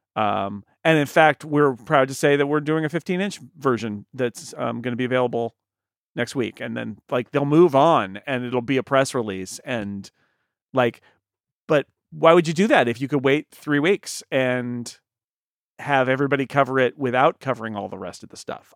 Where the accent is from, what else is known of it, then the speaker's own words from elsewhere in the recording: California, United States; as a Californian